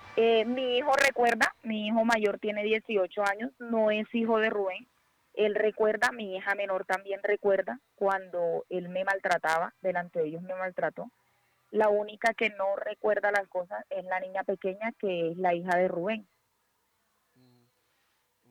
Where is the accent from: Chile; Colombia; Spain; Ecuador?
Colombia; Barranquilla, Atlántico; moved away as an adult; now in Bogotá, Colombia; Yo no resido en la ciudad de Barranquilla. Sí soy de Barranquilla.